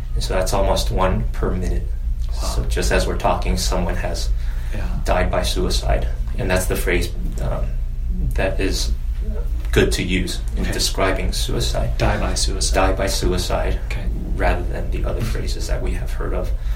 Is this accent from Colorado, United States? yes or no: no; a small town in Virginia, United States; also born or lived in China; I'm Chinese American and came to the U.S. when I was eight. I'm the oldest of three boys, and we grew up in a small town in Virginia with 20,000 people